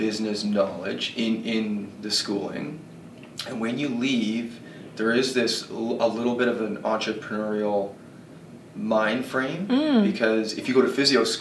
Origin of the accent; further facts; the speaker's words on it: Alberta, Canada; moved away as an adult; also born or lived in California; now in Kelowna, Canada; when I was younger, growing up in Alberta